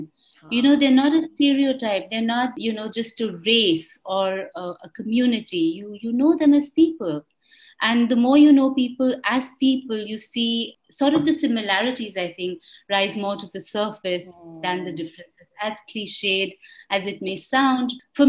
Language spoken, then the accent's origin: English; India; moved away as an adult; I was born in India. I've lived in India for more than 20 years before moving out and then lived across different countries.